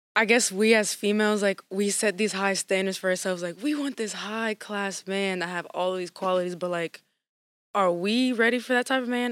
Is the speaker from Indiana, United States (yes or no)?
no; Lafayette, Louisiana, United States; I'm from Lafayette, Louisiana